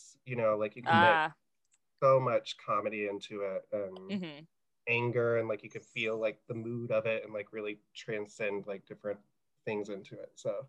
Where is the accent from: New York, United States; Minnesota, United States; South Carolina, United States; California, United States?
South Carolina, United States; also born or lived in Winchester, Virginia; so I'm from South Carolina originally, but like I said, I was moving up and down the East Coast.